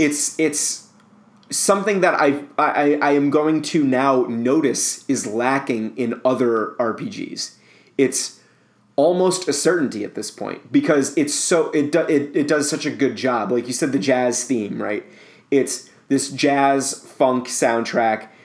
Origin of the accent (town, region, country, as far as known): United States